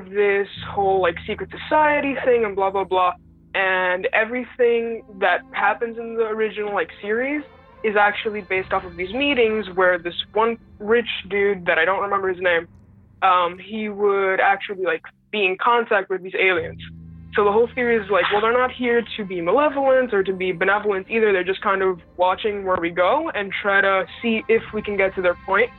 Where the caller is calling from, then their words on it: Puerto Rico; Puerto Rico.